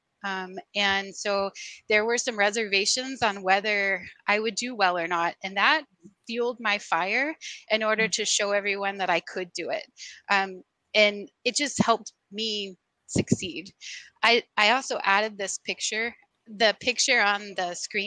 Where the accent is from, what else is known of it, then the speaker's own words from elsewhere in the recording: Sugar Land, Texas, United States; moved away as an adult; also born or lived in Los Angeles, California / Seattle, Washington; now in Savannah, United States; I grew up in the Houston area, in Sugar Land, and then kind of moved around